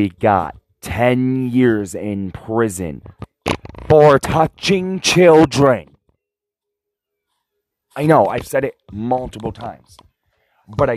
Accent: United States; as an American citizen, I am seriously considering giving up my American citizenship

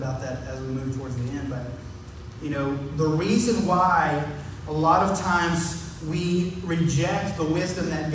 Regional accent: the South, United States; growing up in the South

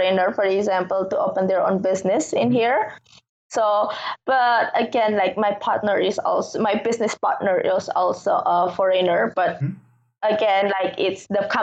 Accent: Bali, Indonesia; I'm from Bali, but Bali's part of Indonesia.

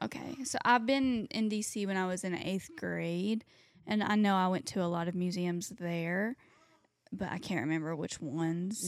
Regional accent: Tennessee, United States; moved away; we grew up with them in Tennessee

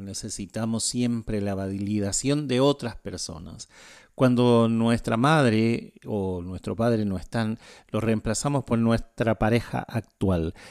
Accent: Chile; now in Asunción, Paraguay; Yo soy chileno, no soy paraguayo

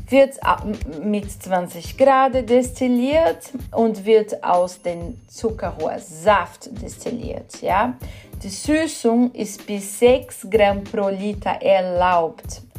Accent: São Paulo, Brazil; German is a second language; Ja, wo ich herkomme, ich komme aus São Paulo, benutzt man sehr gern Jequitibá oder, oder äh, Amendoim.

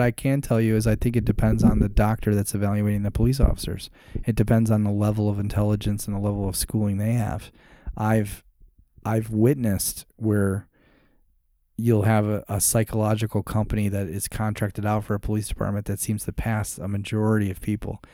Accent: Chicago, Illinois, United States; now in Arizona, United States; So, I grew up in Chicago, was the Navy guy, became a cop

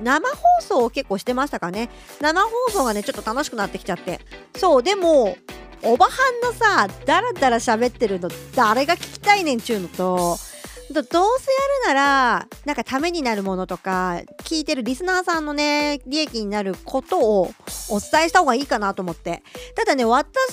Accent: Ishikawa, Japan; 地元石川県の話

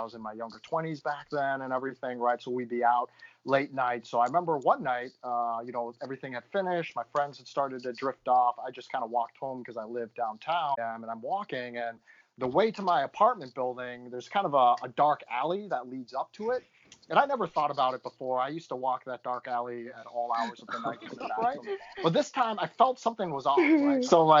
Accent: Midwest, United States; It was just amazing to me, just growing up in the Midwest.

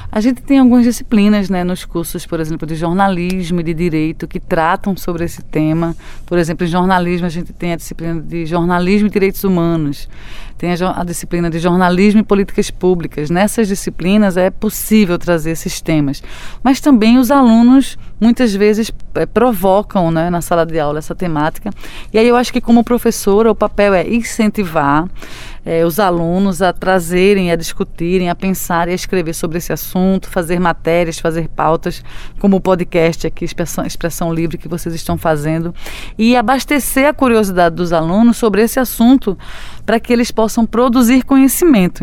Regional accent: Brazil; nossas vidas enquanto brasileiros

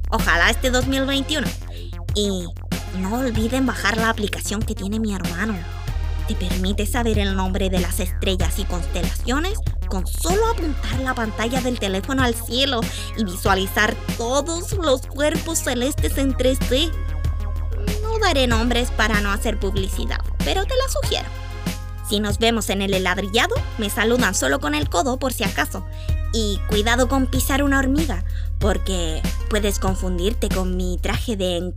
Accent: Puerto Cisnes, Aysén, Chile; also born or lived in San Pedro de Atacama; cuando yo era guagua vivimos en San Pedro, en pleno desierto con mi familia, y a los dos años nos fuimos a vivir al frío de Puerto Cisnes.

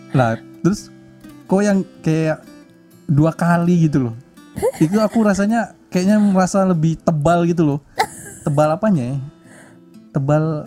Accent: Tanjung Pinang, Riau Islands, Indonesia; moved away as an adult; aslinya dari Kepulauan Riau, Kota Tanjung Pinang

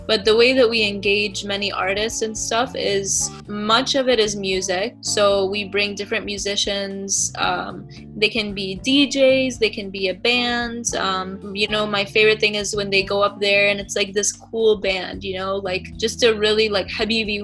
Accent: Minnesota, United States; growing up in Minnesota, I didn't see much representation of Palestinians besides in my family

